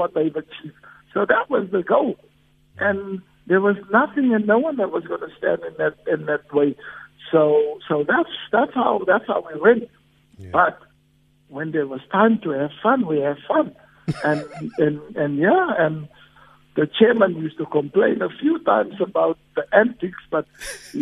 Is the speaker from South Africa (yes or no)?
yes; South Africa; I'm a South African, and there's nothing prouder than me playing back in my home country